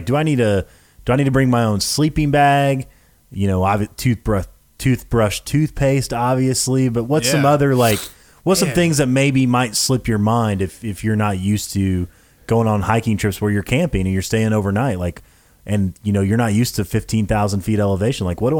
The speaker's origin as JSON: {"language": "English", "region": "Tennessee", "country": "United States", "said": "Look, I'm from Tennessee. What do you think? What do you expect?"}